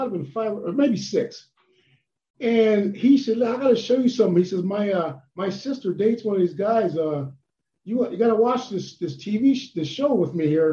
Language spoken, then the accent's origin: English; Ohio, United States; moved away as an adult; also born or lived in Boston, Massachusetts / Minnesota; I grew up in Ohio